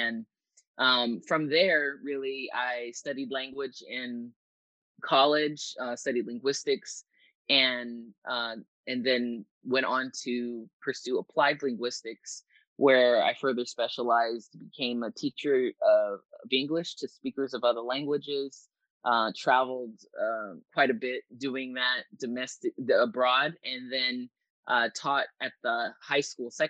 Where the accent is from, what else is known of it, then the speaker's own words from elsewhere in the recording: Los Angeles, California, United States; I grew up in Southern California in LA, and I had neighbors who spoke Spanish, Armenian, Farsi, Samoan. Um, my dad is from Western Samoa